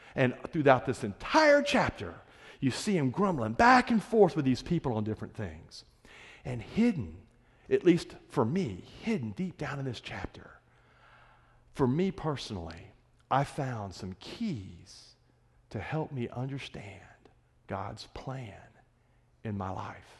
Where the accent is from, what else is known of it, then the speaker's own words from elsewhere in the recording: Florida Panhandle, United States; moved away; I'm from the Florida Panhandle